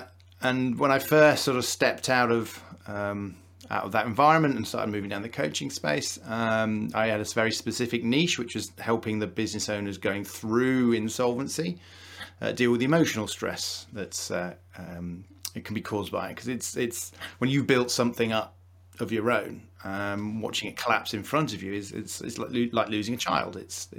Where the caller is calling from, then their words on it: Wakefield, Yorkshire and the Humber, United Kingdom; Wakefield, not too far from Leeds